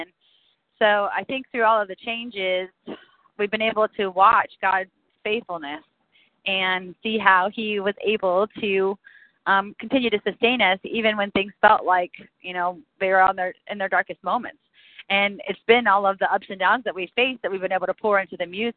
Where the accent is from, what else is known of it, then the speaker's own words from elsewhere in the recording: Eustis, Florida, United States; we started in a small town called Eustis in Central Florida, a very centralized, localized rural town